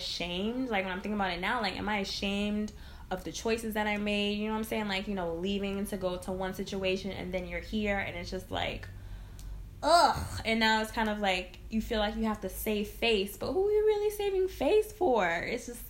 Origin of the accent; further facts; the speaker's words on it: Connecticut, United States; now in Brooklyn, United States; I'm from Connecticut, so, like, working back home